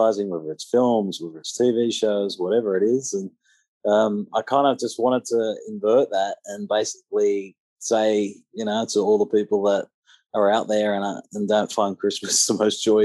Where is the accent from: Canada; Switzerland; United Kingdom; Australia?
Australia; Penrith, New South Wales; in my hometown in Penrith